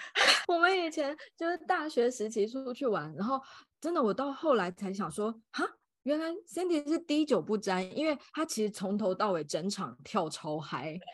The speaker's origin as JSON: {"language": "Chinese", "region": "Taipei", "country": "Taiwan", "tie": "born or raised there", "said": "我是，呃，土生土长的台北人，然后现在也是一位家庭主妇，有一个五岁的小暖男"}